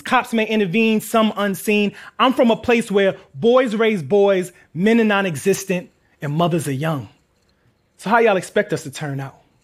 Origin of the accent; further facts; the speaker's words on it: New York City, New York, United States; We're from Queens.